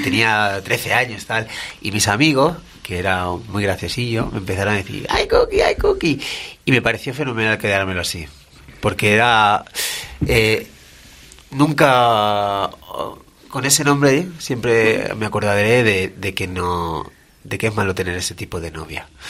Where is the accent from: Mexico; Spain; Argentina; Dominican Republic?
Spain; Badajoz, Extremadura; moved away as an adult; now in Madrid, Spain